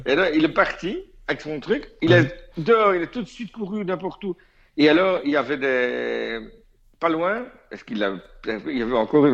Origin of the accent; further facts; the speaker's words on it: Belgium; je suis belge